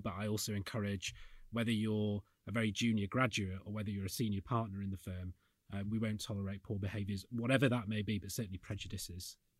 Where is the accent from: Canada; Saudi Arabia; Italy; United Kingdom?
United Kingdom; Yorkshire and the Humber; I'm from the north, I'm from Yorkshire